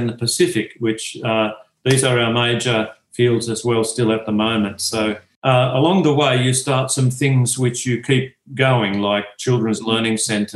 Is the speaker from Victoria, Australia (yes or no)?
yes; country Victoria, Australia; moved away as an adult; I was born there in Victoria, in country Victoria